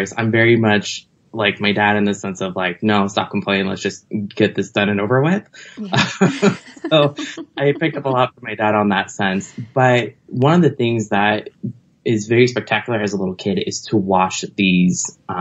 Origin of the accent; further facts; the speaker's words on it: Los Angeles, California, United States; I'm originally from Los Angeles